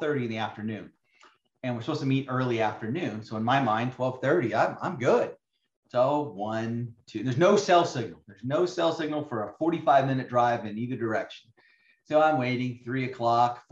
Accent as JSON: {"language": "English", "region": "Arizona", "country": "United States", "tie": "born or raised there", "said": "I grew up in Arizona"}